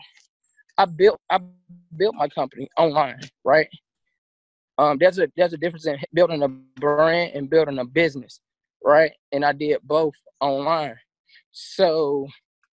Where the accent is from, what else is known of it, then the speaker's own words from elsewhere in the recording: Charlotte, North Carolina, United States; moved away as an adult; now in Miami, United States; I'm from Charlotte.